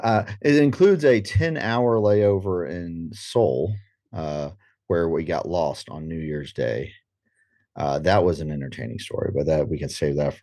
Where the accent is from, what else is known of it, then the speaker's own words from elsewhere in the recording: Guatemala; I was born and raised in Guatemala. My parents were missionaries there for 45 years, and I still have a brother who's there, who married a Guatemalan and stayed.